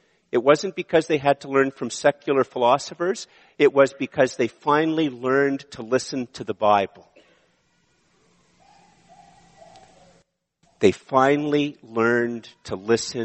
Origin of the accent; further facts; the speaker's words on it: Ottawa, Ontario, Canada; also born or lived in Montreal; I was born in Montreal, and I've lived in Ottawa most of my life